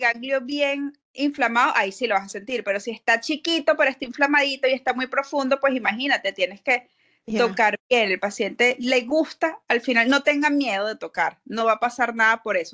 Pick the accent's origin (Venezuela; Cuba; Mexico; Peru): Venezuela; moved away as an adult; now in Florida, United States; yo soy odontólogo venezolana, yo emigré a Estados Unidos en el 2016